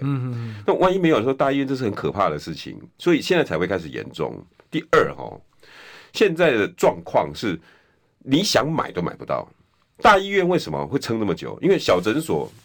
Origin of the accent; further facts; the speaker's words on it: Taiwan; 我们台湾人民